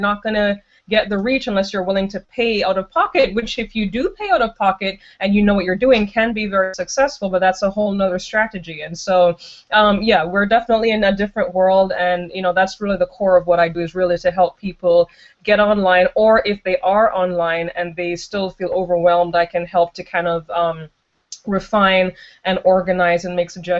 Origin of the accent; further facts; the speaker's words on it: Jamaica; moved away as an adult; now in United States; I've been living in the United States for about 14 years, but I'm originally from Jamaica.